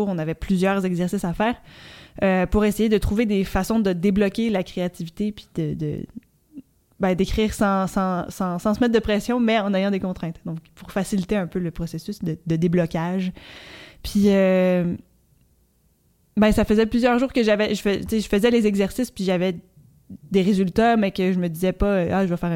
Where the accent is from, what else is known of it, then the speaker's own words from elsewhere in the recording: Petite-Vallée, Quebec, Canada; now in Montreal, Canada; je viens de Petite-Vallée et j'habite à Montréal.